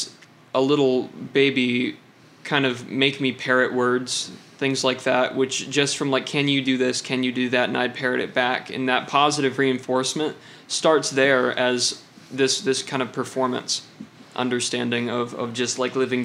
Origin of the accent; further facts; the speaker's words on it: Hastings, Michigan, United States; moved away; because my dad is a minister, I have moved around quite a bit. Not as, you know, probably about as much as most people, but I grew up in Hastings, Michigan